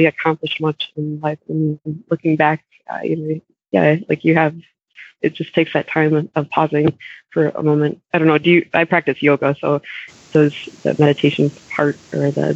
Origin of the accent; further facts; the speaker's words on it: Minnesota, United States; now in Wisconsin, United States; I grew up, I grew up in Minnesota, and we lived like a half hour away from Iowa and a half hour away from Wisconsin